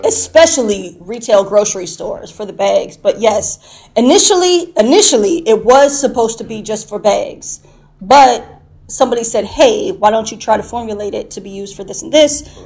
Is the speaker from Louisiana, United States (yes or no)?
no; Chicago, Illinois, United States; now in Bradley, United States; I'm from Chicago, but I currently reside in Bradley.